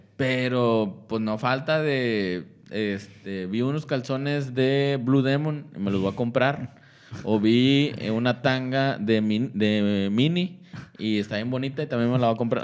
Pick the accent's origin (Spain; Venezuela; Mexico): Mexico; Coahuila; now in Monterrey, Mexico; yo soy de Coahuila